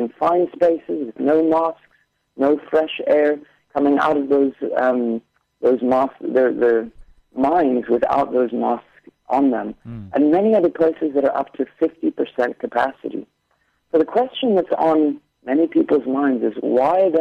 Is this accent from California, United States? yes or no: yes; California, United States; my hometown in California